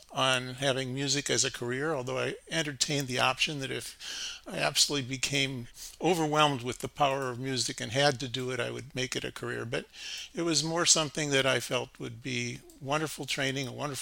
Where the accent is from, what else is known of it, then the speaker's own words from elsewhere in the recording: Shaker Heights, Ohio, United States; moved away as an adult; Grew up in Shaker Heights, Ohio, a relatively affluent suburb of Cleveland. Stayed there through high school.